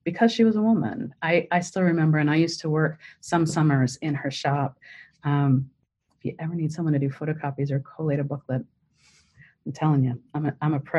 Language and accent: English; Canada; moved away; I'm Canadian originally